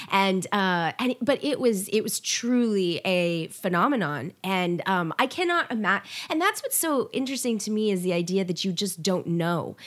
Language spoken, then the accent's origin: English; the South, United States; accent: Southern; my Southern accent